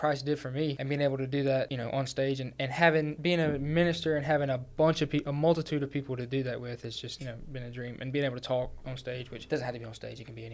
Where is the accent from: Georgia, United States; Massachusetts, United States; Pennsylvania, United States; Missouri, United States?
Georgia, United States; moved away as an adult; also born or lived in North Carolina; I transferred from the University of North Carolina at Pembroke, but I'm from Georgia